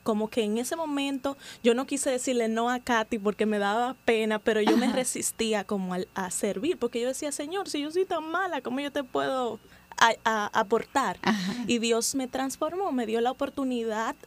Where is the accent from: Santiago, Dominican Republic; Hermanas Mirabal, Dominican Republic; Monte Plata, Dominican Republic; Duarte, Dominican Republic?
Santiago, Dominican Republic; Santiago de los Caballeros; moved away as an adult; now in Santo Domingo, Dominican Republic; yo soy de Santiago, la ciudad corazón.